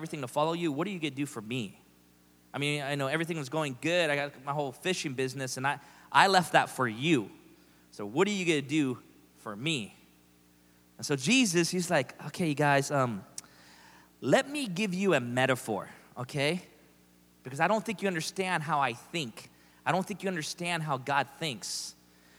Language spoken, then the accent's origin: English; United States; I'm an American